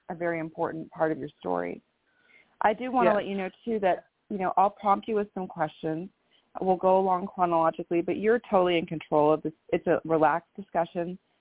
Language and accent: English; Menlo Park, California, United States; also born or lived in Stanford, California / San Francisco, California; now in Bellevue, United States; I was actually born in Stanford, California, born and raised in Menlo Park, and then lived in San Francisco before I moved up to Seattle, Washington